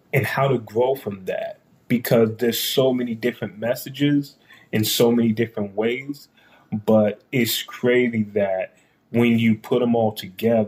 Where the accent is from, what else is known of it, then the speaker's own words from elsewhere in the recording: Washington, District of Columbia, United States; moved away as an adult; now in Columbus, United States; in Washington, D.C., in my hometown